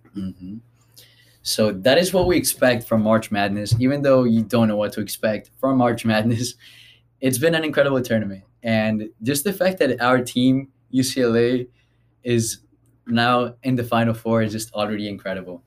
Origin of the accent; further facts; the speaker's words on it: Colombia; moved away; I am from Colombia